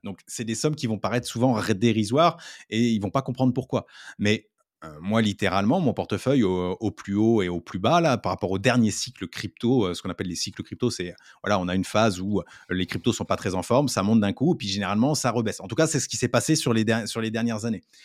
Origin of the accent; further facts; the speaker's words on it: France; en tant que Français